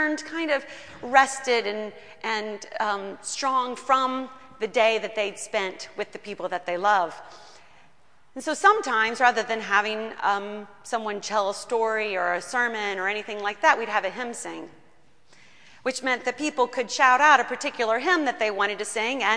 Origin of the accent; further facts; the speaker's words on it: Kentucky, United States; I grew up in Kentucky